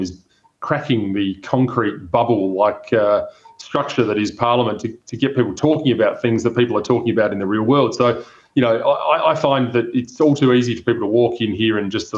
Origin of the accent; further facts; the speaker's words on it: South Australia, Australia; my home state of South Australia